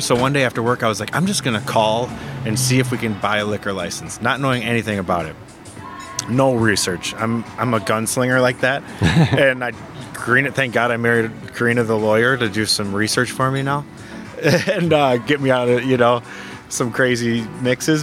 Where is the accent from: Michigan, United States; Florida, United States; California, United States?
Michigan, United States; Frankenmuth; also born or lived in Sault Ste. Marie, Ontario; I grew up in Frankenmuth